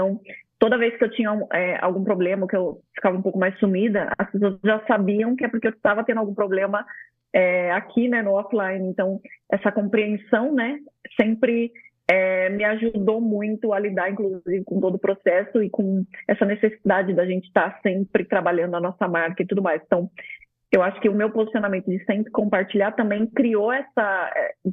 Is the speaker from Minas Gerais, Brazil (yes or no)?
no; São Paulo, Brazil; Eu vim de São Paulo, então vocês imaginam a loucura que era a vida, né?